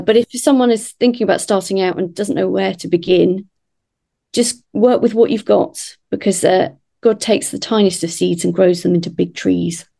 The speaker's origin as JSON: {"language": "English", "area": "Kent", "region": "South East England", "country": "United Kingdom", "tie": "born or raised there", "also_born_or_lived": "London", "moved": "as an adult", "lives_now": "Aylesbury, United Kingdom", "said": "I grew up in Kent, so the other side of London"}